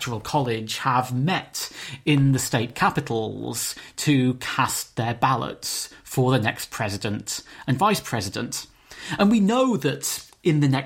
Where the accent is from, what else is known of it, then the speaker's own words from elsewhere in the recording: United Kingdom; growing up in Britain